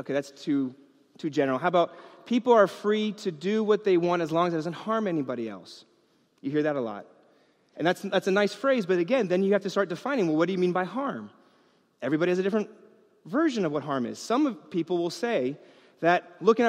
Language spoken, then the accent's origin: English; New York, United States; I grew up in New York